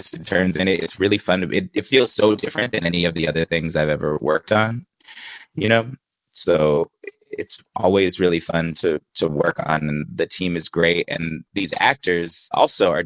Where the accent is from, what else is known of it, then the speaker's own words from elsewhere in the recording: Bay Area, California, United States; I grew up in the Bay Area